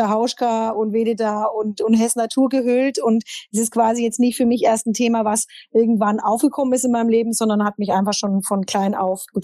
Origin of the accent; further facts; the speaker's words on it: Berlin, Germany; ich komme aus Berlin, bin Modedesignerin und Textildesignerin